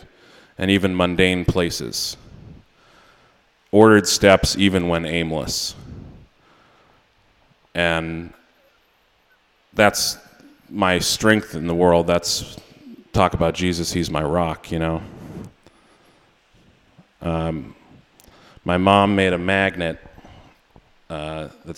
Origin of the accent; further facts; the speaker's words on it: Maine, United States; also born or lived in New York; I am from Maine